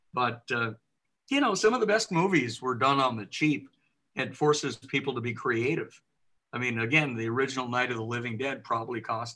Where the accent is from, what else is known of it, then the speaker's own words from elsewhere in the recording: Southern California, United States; also born or lived in Michigan; I'm from Michigan, but we moved out to Southern California when I was still young